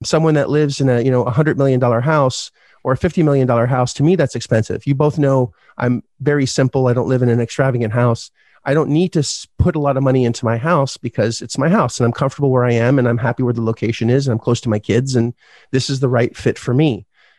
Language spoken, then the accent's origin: English; Canada; But that's the point, is you didn't look at, and 100,000 US as a Canadian is a lot, right?